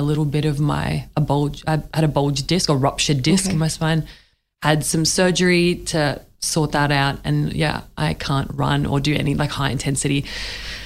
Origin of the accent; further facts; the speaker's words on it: Australia; I'm Middle Eastern origin background. Like I was born in Australia, but like I look different to lots of people where I grew up